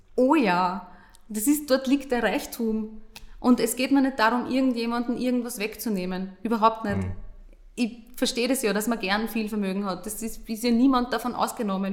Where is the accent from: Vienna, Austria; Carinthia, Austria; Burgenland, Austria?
Burgenland, Austria; ich komme aus dem Burgenland